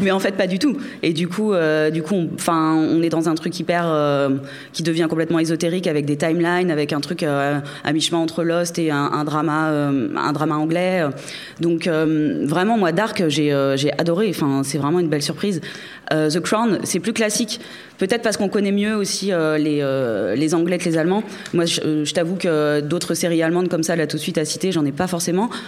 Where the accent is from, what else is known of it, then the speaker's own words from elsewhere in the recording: France; En tant que Français